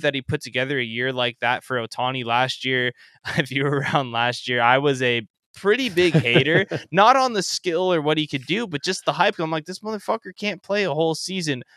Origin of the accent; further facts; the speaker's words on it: Anaheim, California, United States; I grew up in Southern California, about ten minutes away from the Big